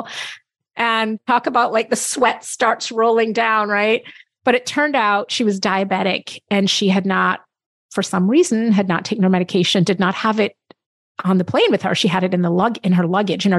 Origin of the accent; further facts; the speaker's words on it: Jamaica; I'm very proud to talk about as a Jamaican